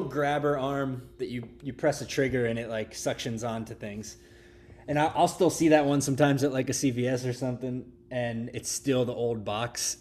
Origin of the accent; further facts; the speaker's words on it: Pittsburgh, Pennsylvania, United States; I grew up in Kennedy Township, which is, like, sorta up the hill from there